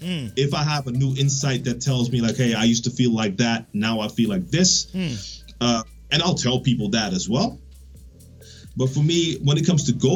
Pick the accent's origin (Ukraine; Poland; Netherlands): Netherlands; English is a second language; I'm from the Netherlands